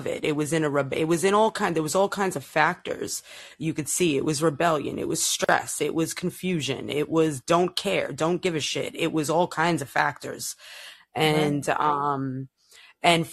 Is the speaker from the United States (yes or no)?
yes; New York City, New York, United States; now in Florida, United States; I was born and raised in Brooklyn and moved here a long time ago